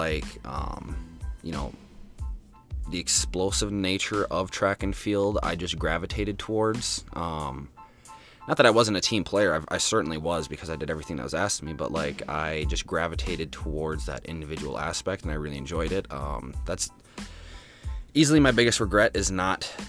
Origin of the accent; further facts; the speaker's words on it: Baraboo, Wisconsin, United States; also born or lived in Lake Delton, Wisconsin; I was born in Baraboo, Wisconsin, the 29th